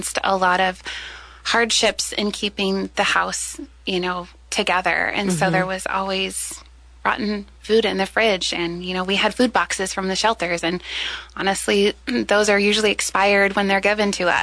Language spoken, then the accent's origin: English; Salem, United States; I grew up here in Salem